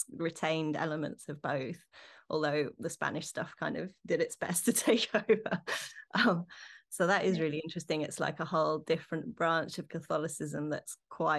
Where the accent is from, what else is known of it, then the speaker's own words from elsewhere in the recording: London, United Kingdom; growing up in London